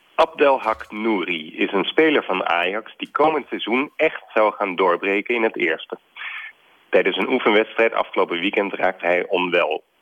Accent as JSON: {"language": "Dutch", "town": "Alphen aan de Rijn", "region": "South Holland", "country": "Netherlands", "tie": "born or raised there", "said": "ik als kind in Alphen aan de Rijn lid was van de Bijbelclub"}